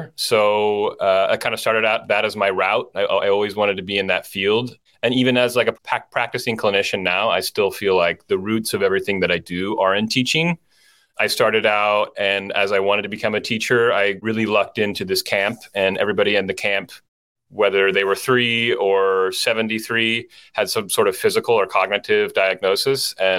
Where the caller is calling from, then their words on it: Los Angeles, California, United States; I'm in Los Angeles today.